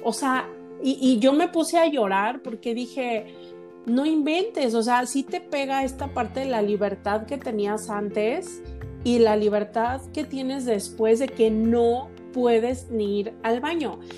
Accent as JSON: {"language": "Spanish", "country": "Mexico"}